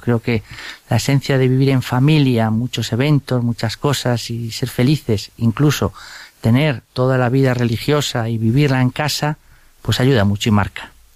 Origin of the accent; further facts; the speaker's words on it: Vigo, Galicia, Spain; Me eduqué en un colegio de los jesuitas, allí en Vigo, yo soy gallego